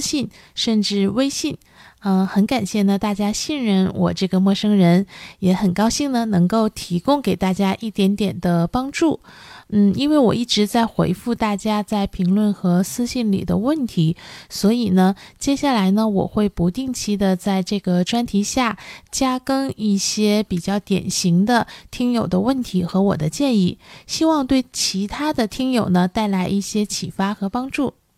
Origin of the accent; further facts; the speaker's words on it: China; 我们中国人呢现在对看心理医生呢还是有很多顾虑的，呃，也包括我自己在内